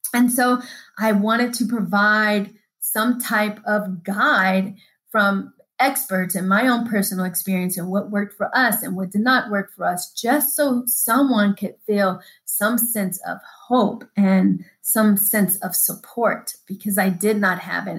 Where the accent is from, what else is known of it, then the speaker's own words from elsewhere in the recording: Denver, Colorado, United States; I was raised in Denver